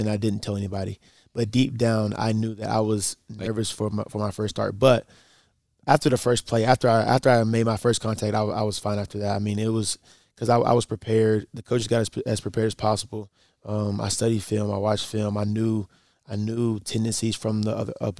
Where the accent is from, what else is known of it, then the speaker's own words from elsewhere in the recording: Wetumpka, Alabama, United States; moved away as an adult; now in Mount Pleasant, United States; I'm from Wetumpka, Alabama